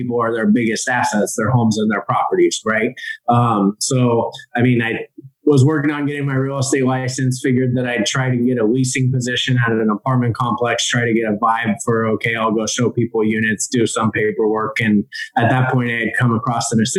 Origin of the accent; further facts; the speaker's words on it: Silicon Valley, California, United States; I grew up here in the Silicon Valley on the West Coast